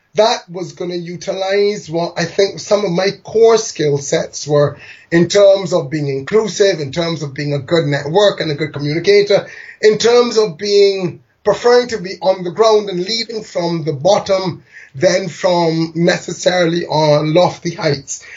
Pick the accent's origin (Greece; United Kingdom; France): United Kingdom; London; moved away; I was born in London to migrant parents one from Barbados, one from India.